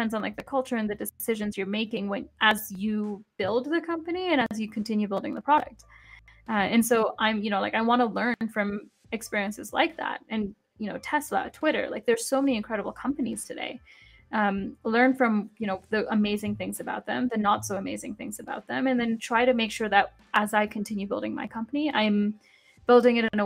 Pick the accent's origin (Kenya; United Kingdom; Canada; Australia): Kenya; moved away; growing up in Kenya